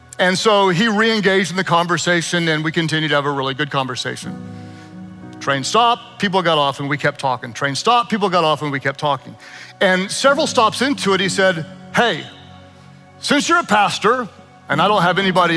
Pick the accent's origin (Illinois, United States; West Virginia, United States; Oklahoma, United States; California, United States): Oklahoma, United States; I am from Oklahoma, where Uber is not nearly as exciting as the L is in Chicago.